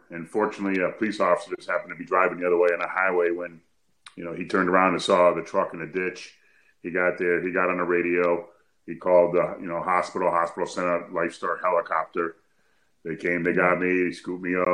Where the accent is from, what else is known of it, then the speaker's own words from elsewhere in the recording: Connecticut, United States; I'm from Connecticut. I'm about 2.5 hours away by car